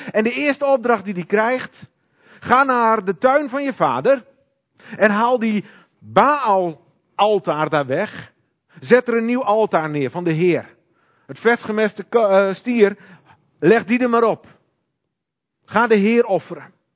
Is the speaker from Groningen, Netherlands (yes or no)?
yes; Hoogezand, Groningen, Netherlands; Ik kom uit Hoge Zand